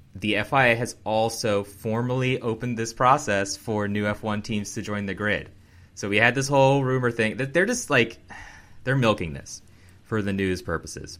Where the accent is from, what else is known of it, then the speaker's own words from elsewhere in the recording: United States; as an American